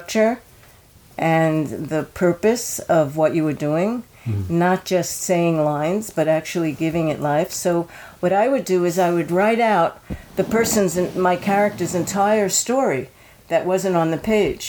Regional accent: New York, United States; I grew up in New York, and I started taking classes with Uta Hagen when I was 15 years old

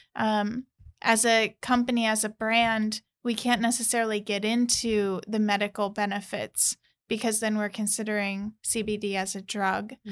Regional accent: St. Louis, Missouri, United States; moved away as an adult; also born or lived in California; I'm originally from Saint Louis, Missouri

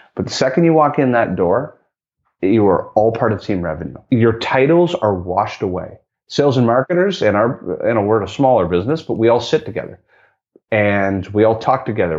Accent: Canada; me being Canadian

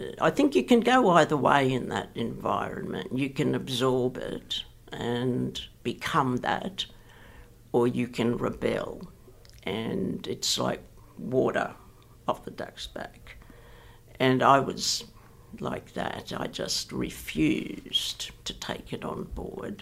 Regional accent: Sydney, New South Wales, Australia; I grew up in Ashfield, which at the time was a working class, very white, very Anglo suburb.

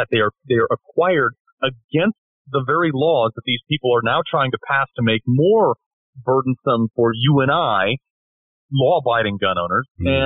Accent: Greenwich, Connecticut, United States; my hometown of Greenwich.

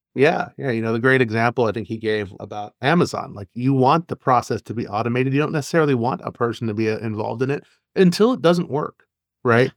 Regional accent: Texas, United States; moved away; also born or lived in Arizona; I'm from Arizona and originally from Texas.

